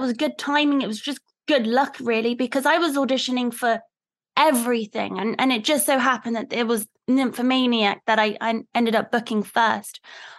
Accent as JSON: {"language": "English", "region": "London", "country": "United Kingdom", "tie": "born or raised there", "said": "I grew up in London"}